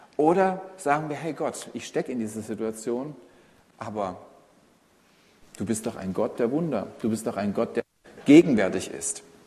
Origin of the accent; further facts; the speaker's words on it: Saxony, Germany; Als Sachse hat man es nicht so leicht im Leben mit der Sprache, aber man hört es kaum raus.